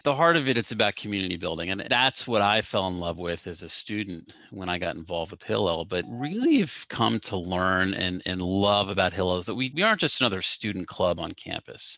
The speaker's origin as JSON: {"language": "English", "town": "Cincinnati", "region": "Ohio", "country": "United States", "tie": "born or raised there", "said": "I grew up in Cincinnati"}